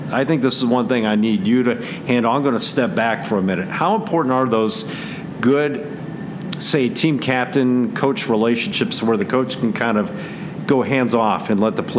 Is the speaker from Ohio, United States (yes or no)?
yes; Massillon, Ohio, United States; Got a great battle in my hometown of Massillon, Ohio.